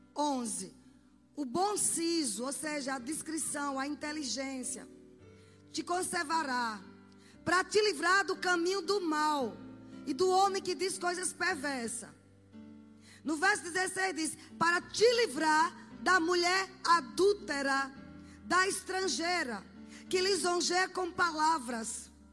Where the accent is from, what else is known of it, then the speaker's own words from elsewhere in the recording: Sergipe, Brazil; Na minha terra, vocês sabem que eu sou de Sergipe